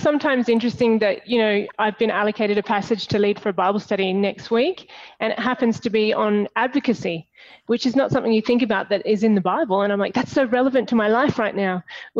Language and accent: English; Australia; also born or lived in Papua New Guinea; I actually was born in Papua New Guinea, which is the country above Australia, but I'm Australian and we moved back to Australia when I was 11.